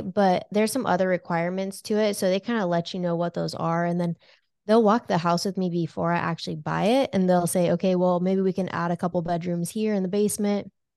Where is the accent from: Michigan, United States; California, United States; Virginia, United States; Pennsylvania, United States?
California, United States; moved away as an adult; now in Lincoln, United States; I was, uh, born and raised in California